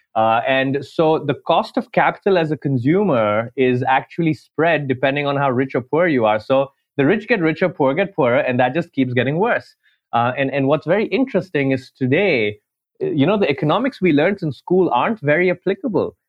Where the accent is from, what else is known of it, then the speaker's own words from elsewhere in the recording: Dubai, United Arab Emirates; moved away as an adult; also born or lived in New York, United States / India; now in London, United Kingdom; I'm Indian, grew up in Dubai